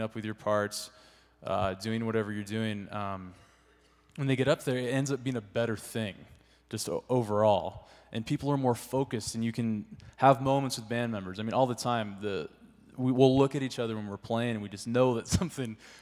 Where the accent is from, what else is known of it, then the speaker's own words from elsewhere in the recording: California, United States; moved away; I'm from California, and I started leading at this church.